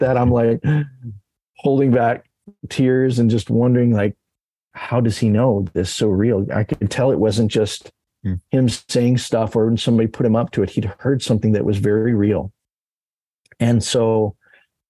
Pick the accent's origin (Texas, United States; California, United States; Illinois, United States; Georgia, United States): Texas, United States; my teenage days growing up in Youth the Mission in Texas